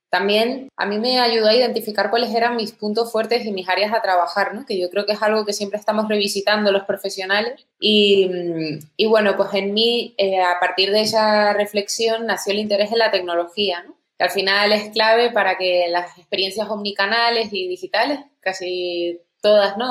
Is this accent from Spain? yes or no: yes; Tenerife, Canary Islands, Spain; moved away as an adult; also born or lived in England; soy originalmente de Tenerife, ahí es donde crecí